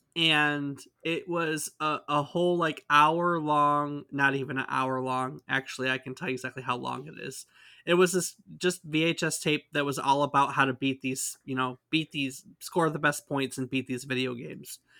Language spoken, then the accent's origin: English; United States; We are from the States